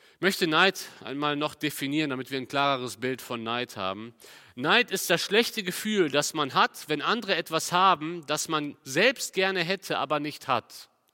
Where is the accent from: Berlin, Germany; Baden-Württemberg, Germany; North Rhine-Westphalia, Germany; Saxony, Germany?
North Rhine-Westphalia, Germany; Cologne; Bei uns in Köln